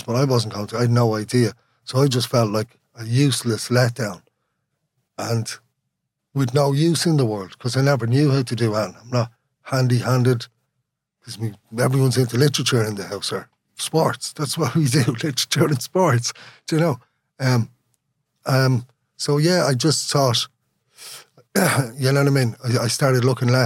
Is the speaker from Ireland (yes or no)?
yes; Dublin, Leinster, Ireland; first language Irish; English is a second language; I grew up in Sandyman, but I tried to talk like someone from Ringsend